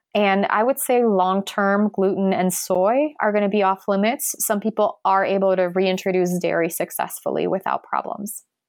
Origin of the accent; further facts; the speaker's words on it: Poland; I'm from Poland.